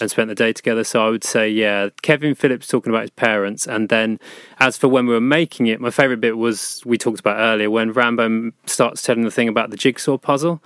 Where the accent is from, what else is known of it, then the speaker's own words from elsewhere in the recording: Sussex, South East England, United Kingdom; I grew up in Sussex